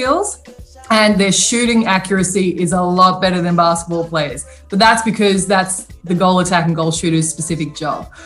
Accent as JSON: {"language": "English", "town": "Sydney", "region": "New South Wales", "country": "Australia", "tie": "born or raised there", "said": "I was born in Sydney, Australia, and I'm an identical twin. And in Australia, we are obsessed with sport"}